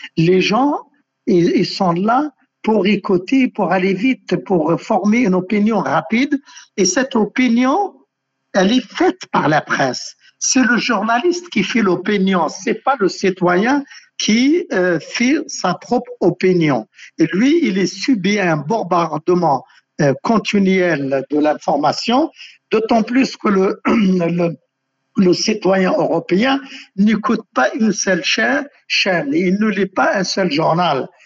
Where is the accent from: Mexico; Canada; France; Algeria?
Algeria; je suis algérien